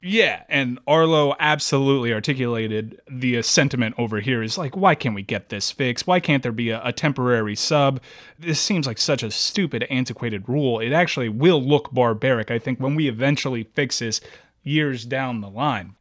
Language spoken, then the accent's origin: English; United States; I'm an American